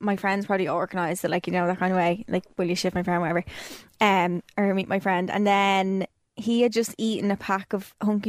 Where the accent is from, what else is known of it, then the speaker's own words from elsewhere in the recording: Dublin, Leinster, Ireland; Temple Oak.